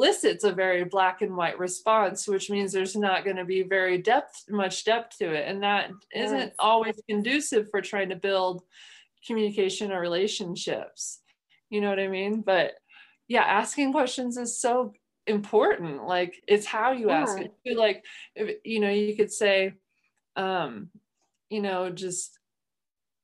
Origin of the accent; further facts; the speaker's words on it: Midwest, United States; moved away; I am from the Midwest, culturally, our communication style, I think, is just different in general